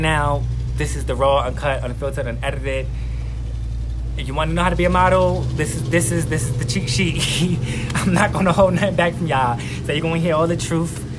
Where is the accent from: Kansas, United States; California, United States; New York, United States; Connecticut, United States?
New York, United States; New York City; now in Guatemala; I'm from Queens, New York. I'm 29 years old, and I'm based here in Guatemala